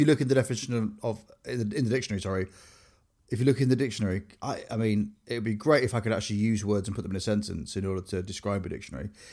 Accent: Grimsby, Yorkshire and the Humber, United Kingdom; I grew up in Grimsby

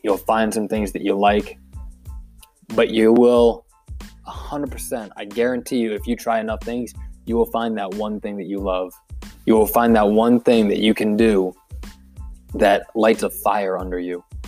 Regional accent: Philadelphia, Pennsylvania, United States; born or raised there; also born or lived in Pittsburgh, Pennsylvania

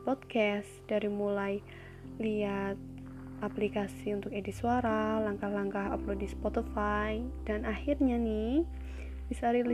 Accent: Java, Indonesia; accent: medok; ya, aku tuh dari Jawa jadi bahasa Indonesia ataupun bahasa Inggrisku tuh pasti ngeblend gitu sama medok.

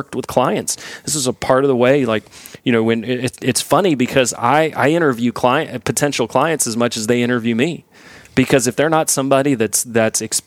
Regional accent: Houston, Texas, United States; moved away; I grew up in Houston

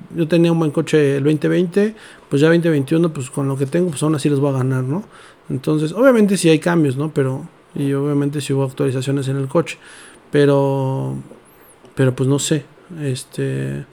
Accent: Mexico; como mexicanos

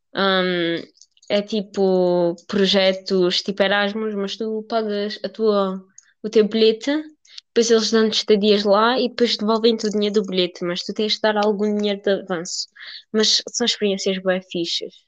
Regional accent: Portugal; tenho 18 anos e, e, sou de Castro

